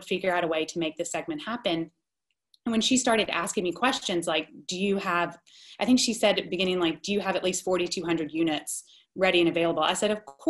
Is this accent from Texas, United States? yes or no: no; Columbus, Georgia, United States; also born or lived in New York; I was living in Columbus, Georgia, which is my hometown and where I am today.